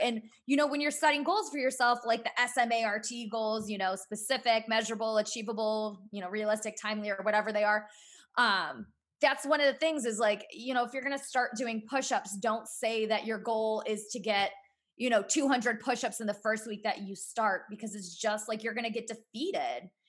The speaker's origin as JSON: {"language": "English", "town": "Cleveland", "region": "Ohio", "country": "United States", "said": "I'm from the Cleveland area"}